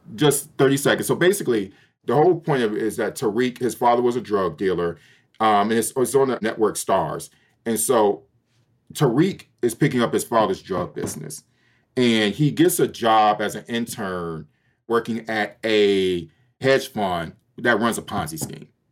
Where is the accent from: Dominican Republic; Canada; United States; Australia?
United States; Detroit, Michigan; moved away as an adult; also born or lived in Little Rock, Arkansas / Ukraine; Born and raised in Detroit, Michigan, which is the largest Black city in the United States